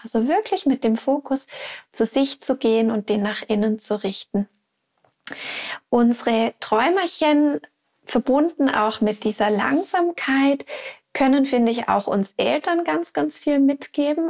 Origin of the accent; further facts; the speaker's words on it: Switzerland; bei uns in der Schweiz